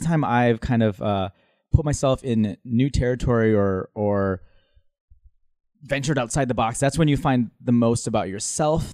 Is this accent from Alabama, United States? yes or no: no; Minnesota, United States; moved away as an adult; also born or lived in Manila, Philippines / Dubai, United Arab Emirates / Honduras / Chicago; now in New York, United States; Then Minnesota, that's where I, my formative years